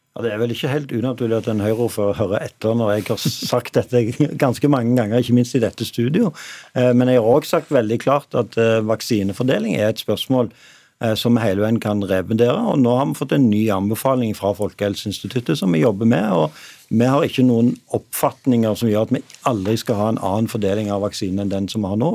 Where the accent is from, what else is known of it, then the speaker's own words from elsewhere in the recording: Stavanger, Rogaland, Norway; moved away; min hjemby Stavanger